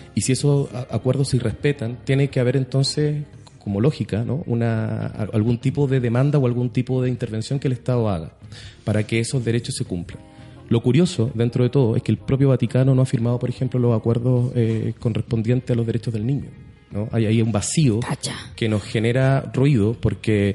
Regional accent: Arica, Arica y Parinacota, Chile; also born or lived in La Serena; yo soy de Arica

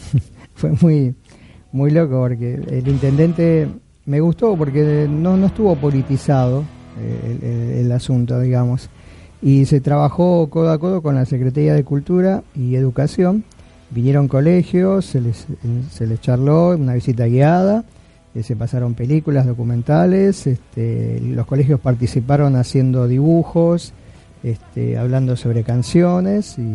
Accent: Merlo, Buenos Aires Province, Argentina; me invitan a una charla ahí en Merlo, donde, de donde yo soy vivo, este, sobre rock argentino

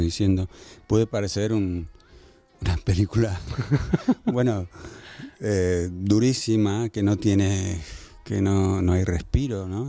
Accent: Argentina; me crié en Argentina, en Buenos Aires

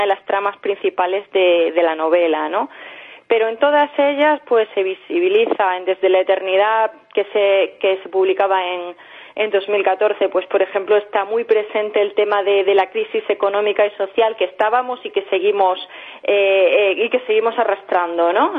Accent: Villanueva de la Serena, Extremadura, Spain; moved away as an adult; also born or lived in Seville / Mérida; now in Madrid, Spain; Nací en Sevilla, pero me he criado en Villanueva la Serena

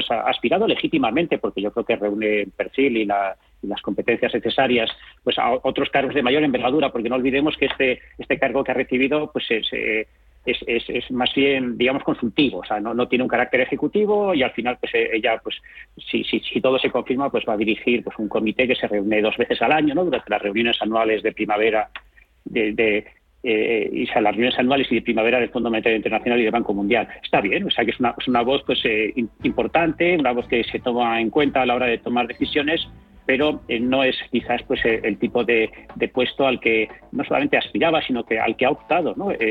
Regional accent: Spain

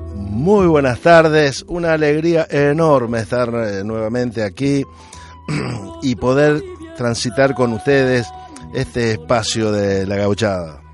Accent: Argentina; now in Spain; nací en Argentina, pero hoy mis vecinos son españoles, mayormente andaluces.

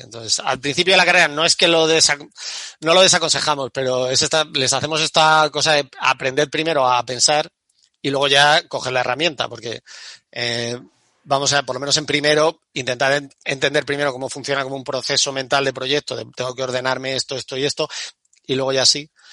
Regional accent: Andalusia, Spain; yo soy, yo soy de Andalucía

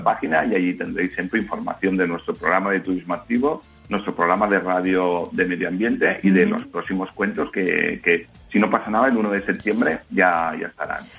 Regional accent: Valencian Community, Spain; yo soy de la Comunidad Valenciana

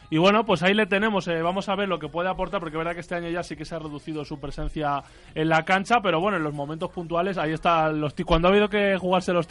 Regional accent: Argentina; discúlpeme por extenderme, soy argentino, ¿no?

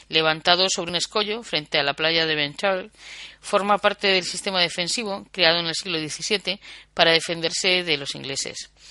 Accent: Galicia, Spain; a pesar de que somos gallegos, todos los compañeros de viaje del viajero occidental, somos eh, gallegos o de nacimiento o de adopción

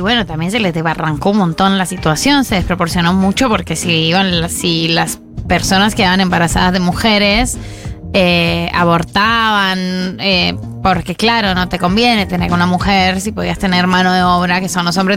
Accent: Colombia

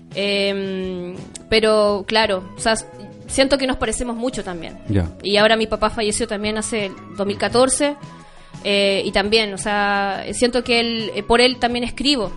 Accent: Chuquicamata, Antofagasta, Chile; now in La Serena, Chile; Yo, yo nací en Chuquicamata

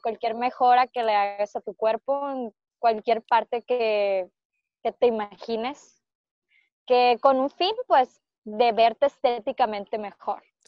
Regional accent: Culiacán, Sinaloa, Mexico; nacimos en Culiacán

